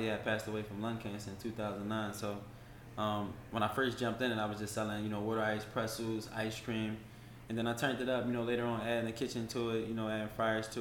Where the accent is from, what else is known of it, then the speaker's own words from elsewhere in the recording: Philadelphia, Pennsylvania, United States; moved away as an adult; now in Atlanta, United States; how I was raised in Philly